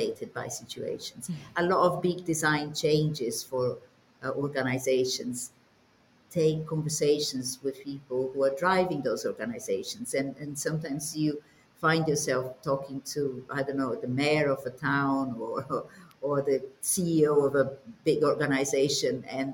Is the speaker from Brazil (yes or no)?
yes; Brazil; moved away; I'm Brazilian, but my dad was, or is Czech